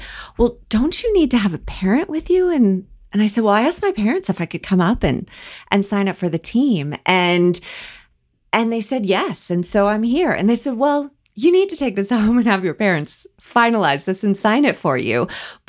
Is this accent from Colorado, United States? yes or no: yes; Colorado, United States; also born or lived in Wisconsin; I grew up born in Wisconsin, but moved shortly thereafter because my parents loved to ski and my mom grew up in the Colorado area. So they moved us early back to Colorado